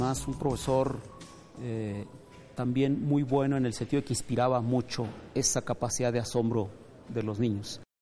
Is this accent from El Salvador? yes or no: no; Mexico; Yo acostumbro decir que soy el típico mexicano en el sentido de que soy el hijo de una familia que se fue del campo a la ciudad.